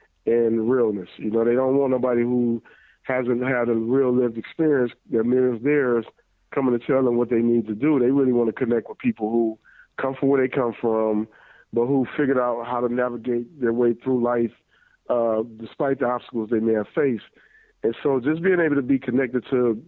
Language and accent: English; Detroit, Michigan, United States; I grew up in Detroit